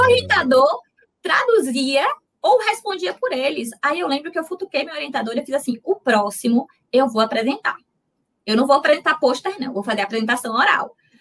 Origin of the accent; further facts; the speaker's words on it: Itabuna, Bahia, Brazil; moved away as an adult; now in Salvador, Brazil; eu sou de Itabuna. De Itabuna. Eu sou de Itabuna, fiz a faculdade na UESC, que é Ilhéus, né, do lado